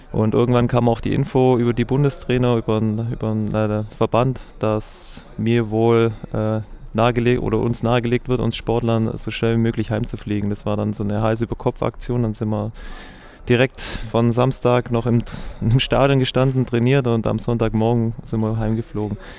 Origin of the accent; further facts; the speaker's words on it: Germany; Ich bin in Recklisweiler aufgewachsen und habe da Fußball und Handball gespielt